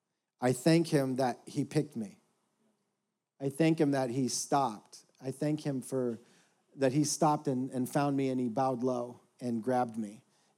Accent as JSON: {"language": "English", "town": "Houston", "region": "Texas", "country": "United States", "said": "For the rest of you, I'm from Houston, Texas, the birthplace of Third Coast Hip Hop and Original Barbecue."}